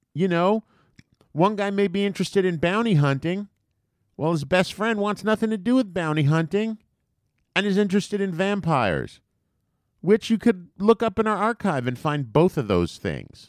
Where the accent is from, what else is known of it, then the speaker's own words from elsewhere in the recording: United States; we're American